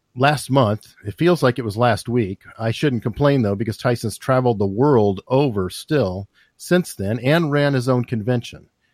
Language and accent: English; Tucson, Arizona, United States; moved away; I'm from Arizona. I grew up there.